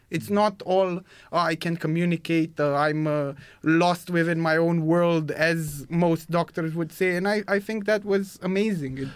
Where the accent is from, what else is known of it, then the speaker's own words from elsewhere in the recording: Romania; English is a second language; moved away as an adult; now in England; I'm from Romania.